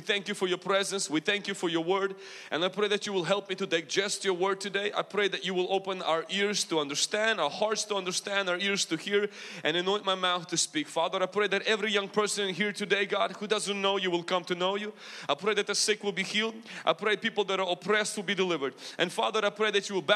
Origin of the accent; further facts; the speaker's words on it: Ukraine; accent: Ukrainian mixed with American; moved away; also born or lived in United States; Do I have a big accent? Okay, I do. I have like Ukrainian mixed with American.